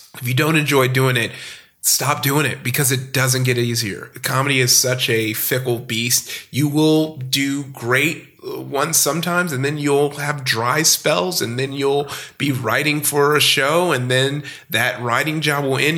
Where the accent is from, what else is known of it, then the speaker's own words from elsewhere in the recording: Compton, California, United States; also born or lived in Downey, California / Long Beach, California; I grew up in Compton, California